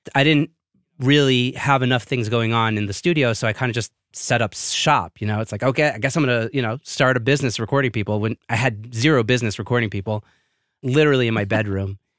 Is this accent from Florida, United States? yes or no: no; New York City, New York, United States; moved away as an adult; also born or lived in Israel; now in Jerusalem, Israel; I was born and raised in Brooklyn, New York